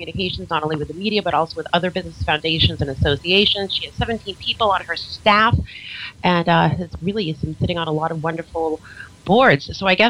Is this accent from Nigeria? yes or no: no; Boston, Massachusetts, United States; now in Florida, United States; if I was speaking to you from where I originated, we probably wouldn't be talking nicely. I'm from Boston. I'm a very proud Bostonian.